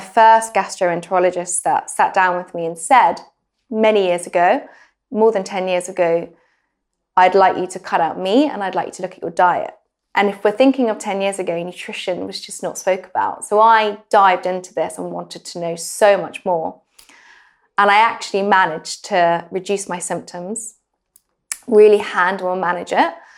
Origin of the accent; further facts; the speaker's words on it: England, United Kingdom; moved away as an adult; also born or lived in New York; being really English and very British